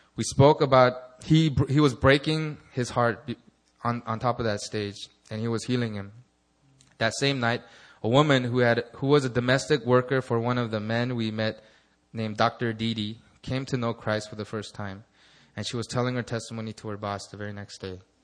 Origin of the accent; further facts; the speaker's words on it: Los Angeles, California, United States; my hometown of Los Angeles